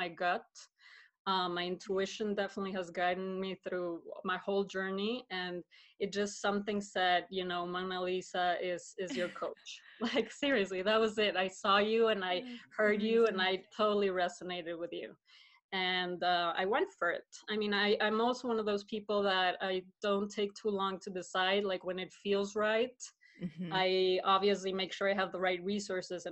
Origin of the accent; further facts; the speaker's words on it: Mexico City, Mexico; now in Colorado, United States; I was born and raised in Mexico City, and I moved to the States 15 years ago